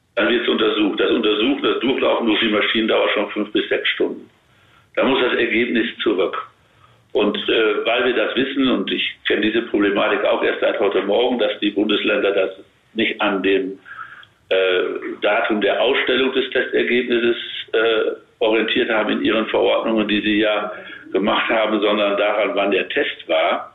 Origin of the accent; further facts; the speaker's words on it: Münsterland, North Rhine-Westphalia, Germany; ich bin ja auch Münsterländer